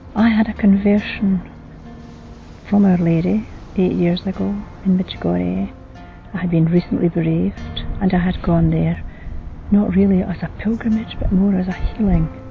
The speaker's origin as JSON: {"language": "English", "region": "Scotland", "country": "United Kingdom", "said": "I come from Scotland."}